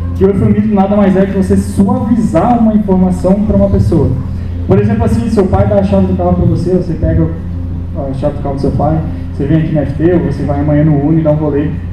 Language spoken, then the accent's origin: Portuguese; Blumenau, Santa Catarina, Brazil; nasci aqui em Blumenau, sou natural de Blumenau